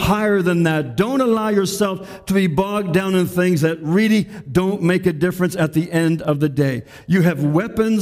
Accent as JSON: {"language": "English", "country": "Canada", "said": "our rights and our freedoms as Canadian citizens"}